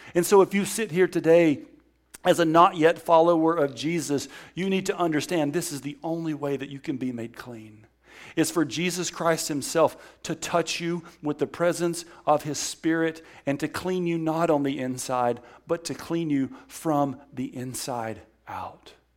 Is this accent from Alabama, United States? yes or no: yes; Alabama, United States; I'm from Alabama